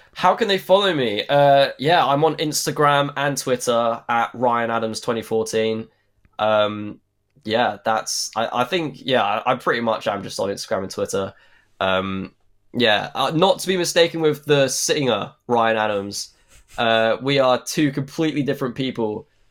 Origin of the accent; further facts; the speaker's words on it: Suffolk, East of England, United Kingdom; We're both from Suffolk.